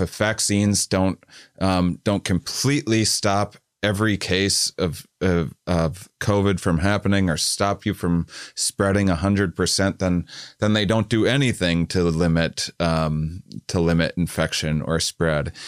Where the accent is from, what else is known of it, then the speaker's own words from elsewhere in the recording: United States; as an American